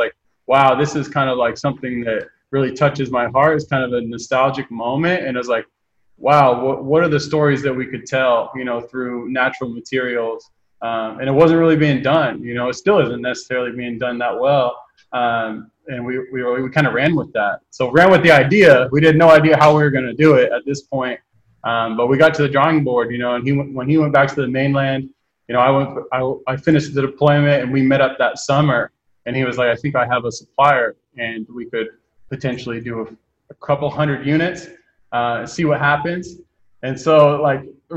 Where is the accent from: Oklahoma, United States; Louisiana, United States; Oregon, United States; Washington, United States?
Oregon, United States; a small town just outside of Eugene; I grew up in a small town just outside of Eugene, Oregon, which is where the campus is